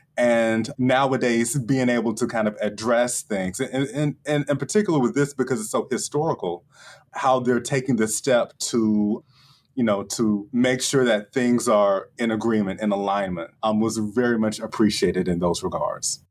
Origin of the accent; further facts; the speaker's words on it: Chattanooga, Tennessee, United States; my hometown, Chattanooga